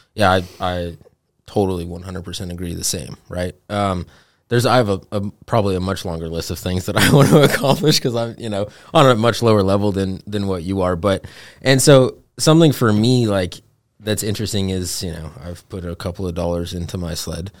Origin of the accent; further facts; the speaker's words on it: Montana, United States; growing up in Montana